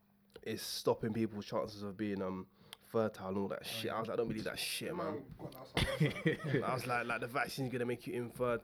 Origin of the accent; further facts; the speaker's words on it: London, United Kingdom; I'm a dude from South.